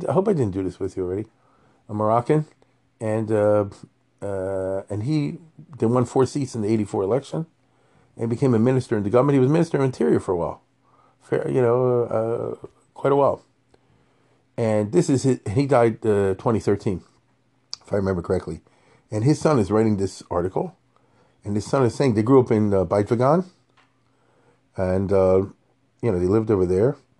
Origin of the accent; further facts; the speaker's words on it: Baltimore, Maryland, United States; I'm from Baltimore